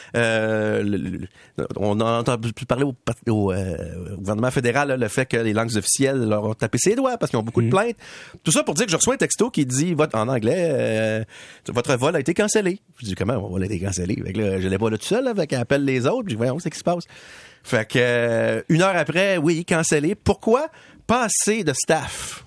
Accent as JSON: {"language": "French", "region": "Quebec", "country": "Canada", "said": "je suis québécois"}